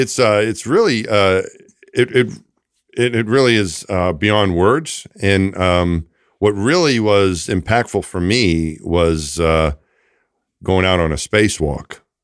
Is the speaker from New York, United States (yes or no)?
yes; Franklin Square, New York, United States; moved away; I grew up just outside of Queens, New York City, in a town called Franklin Square